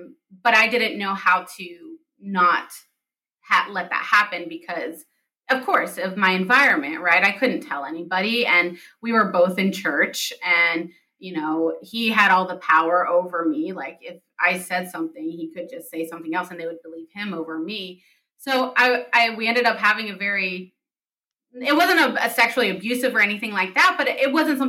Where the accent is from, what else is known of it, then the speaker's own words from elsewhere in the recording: United States; also born or lived in Palestine; I grew up in the United States and like I'm an American